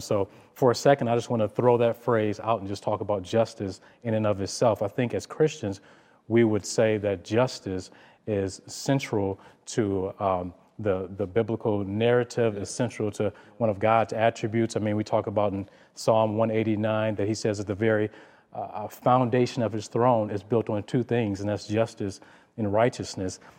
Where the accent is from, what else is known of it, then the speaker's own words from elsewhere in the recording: Detroit, Michigan, United States; growing up in Detroit